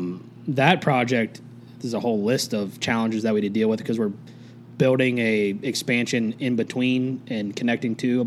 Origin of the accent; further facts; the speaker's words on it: Cincinnati, Ohio, United States; now in Shelbyville, United States; I am originally from Cincinnati, Ohio